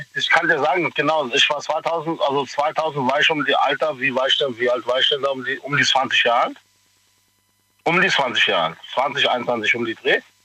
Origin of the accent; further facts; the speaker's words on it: Pakistan; now in Germany; ich komme hier aus Pakistan